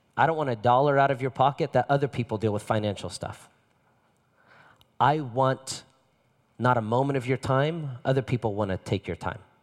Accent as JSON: {"language": "English", "town": "Las Vegas", "region": "Nevada", "country": "United States", "said": "My father is from Las Vegas. I'm from Las Vegas."}